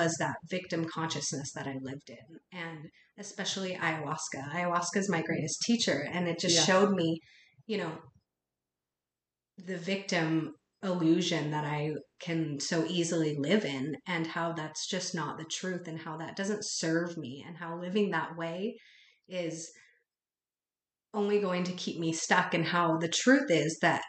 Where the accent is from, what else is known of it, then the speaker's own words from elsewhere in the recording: Utah, United States; I grew up in Utah, and in a town that was very, has a predominant culture of Mormon